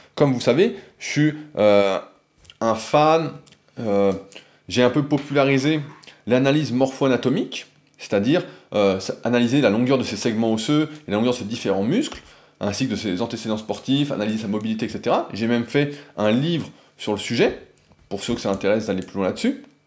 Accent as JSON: {"language": "French", "country": "France", "said": "je suis français comme la plupart d'entre vous"}